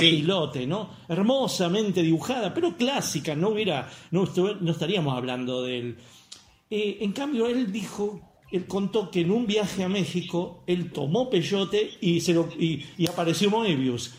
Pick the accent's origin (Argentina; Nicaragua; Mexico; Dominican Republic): Argentina; now in Córdoba, Argentina; soy argentino